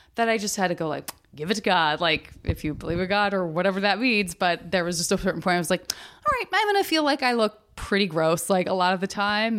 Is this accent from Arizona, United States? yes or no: yes; Arizona, United States; I'm from Arizona